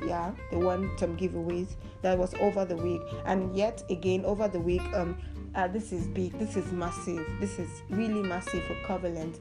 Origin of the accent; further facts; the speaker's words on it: Nigeria; I'm from Nigeria